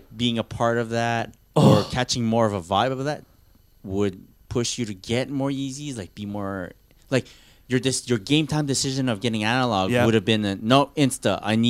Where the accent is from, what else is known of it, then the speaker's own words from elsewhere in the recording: Canada; Fine. We're Canadian.